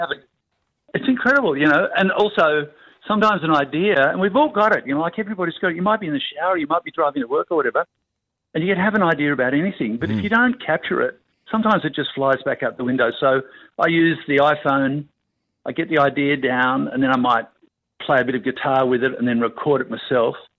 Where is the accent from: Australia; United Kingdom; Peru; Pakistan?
Australia; as an Australian and someone who loves the country that much